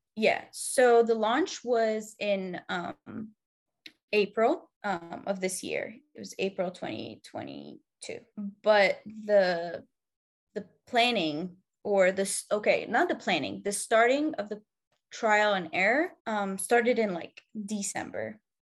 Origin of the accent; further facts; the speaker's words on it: Egypt; moved away as an adult; I'm originally from Egypt. I moved here, like, six years ago.